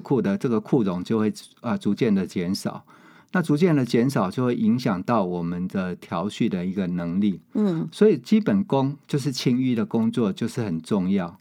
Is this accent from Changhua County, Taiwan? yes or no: yes; Changhua County, Taiwan; 我家乡在， 在彰化啦